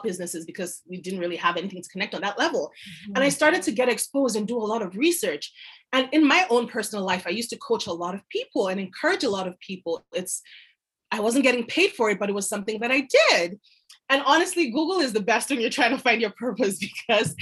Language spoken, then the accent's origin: English; Nigeria; also born or lived in France; now in Canada; moved back to my home country, Nigeria